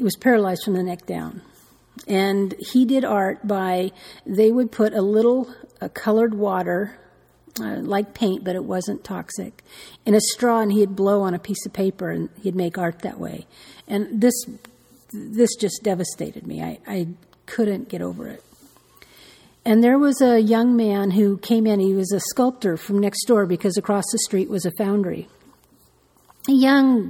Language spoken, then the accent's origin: English; Santa Barbara, California, United States; I'm from Santa Barbara, and we have a summer solstice parade